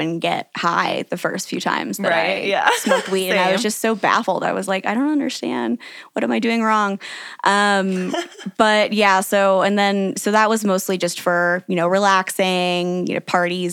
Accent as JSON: {"language": "English", "town": "St. Louis", "region": "Missouri", "country": "United States", "moved": "as an adult", "lives_now": "Denver, United States", "said": "I'm from St. Louis originally, and I've lived here for about 6 years"}